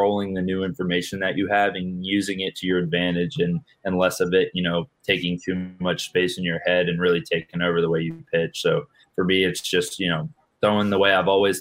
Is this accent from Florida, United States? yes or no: yes; Plant City, Florida, United States; I'm born and raised in Plant City, Florida